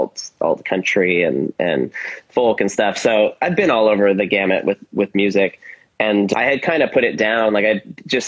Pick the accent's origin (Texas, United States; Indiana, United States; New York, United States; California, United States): California, United States; Silicon Valley, Bay Area; I'm from the Bay Area and I grew up in Silicon Valley